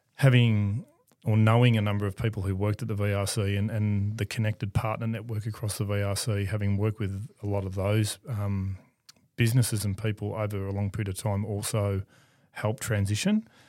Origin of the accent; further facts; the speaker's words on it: Melbourne, Victoria, Australia; I grew up in Ascot Vale